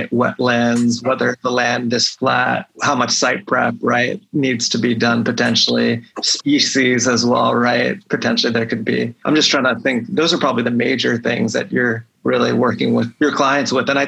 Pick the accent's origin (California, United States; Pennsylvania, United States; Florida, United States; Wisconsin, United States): Pennsylvania, United States; also born or lived in Philadelphia; I'm happy to talk about my home state of Pennsylvania anytime